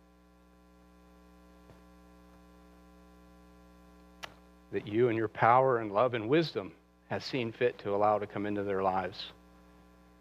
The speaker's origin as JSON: {"language": "English", "country": "United States", "said": "we as American Christians, we live in such comfort"}